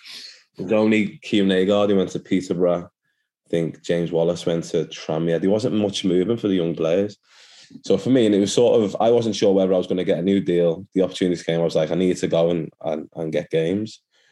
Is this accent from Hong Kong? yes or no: no; Nigeria; And I was lucky because for my background, being Nigerian, there was a lot of Nigerian influence at Everton at the time.